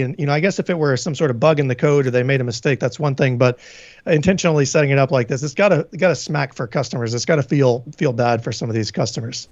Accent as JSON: {"language": "English", "region": "Tennessee", "country": "United States", "moved": "yes", "lives_now": "New England, United States", "said": "I'm from Tennessee"}